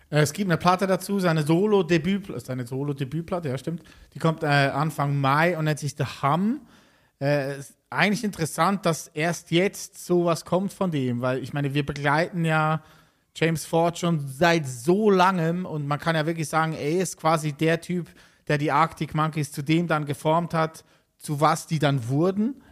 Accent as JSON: {"language": "German", "country": "Switzerland", "said": "wie ich auch aus der Schweiz"}